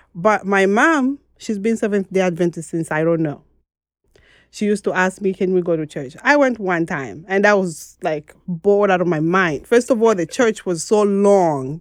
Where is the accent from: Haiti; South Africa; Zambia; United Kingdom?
Zambia; Mongu, Western Province; moved away as an adult; now in United States; I am from Zambia, and I was born in the western part of Zambia, which is in Mongo